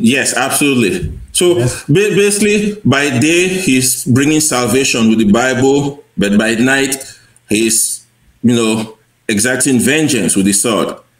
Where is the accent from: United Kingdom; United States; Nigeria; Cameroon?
Cameroon; moved away; I grew up in Cameroon um, in the 1980s